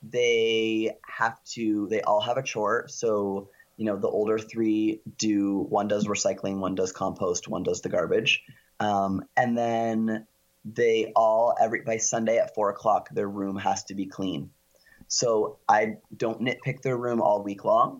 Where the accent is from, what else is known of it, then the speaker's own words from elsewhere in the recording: Canada; we're Canadian